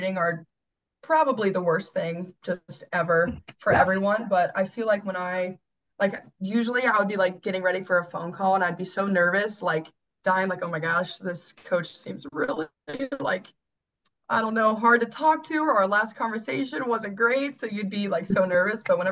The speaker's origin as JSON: {"language": "English", "town": "Cincinnati", "region": "Ohio", "country": "United States", "moved": "as an adult", "said": "I am from Cincinnati, Ohio"}